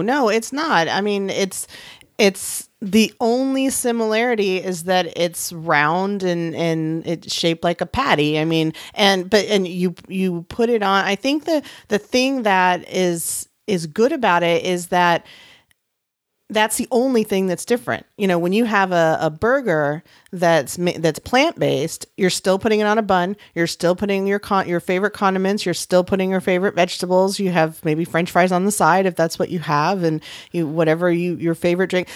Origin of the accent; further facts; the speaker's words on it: San Antonio, Texas, United States; my hometown of San Antonio